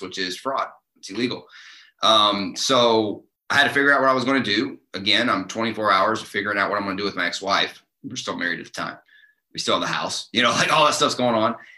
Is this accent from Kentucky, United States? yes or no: yes; Eastern Kentucky, United States; moved away; I grew up in Eastern Kentucky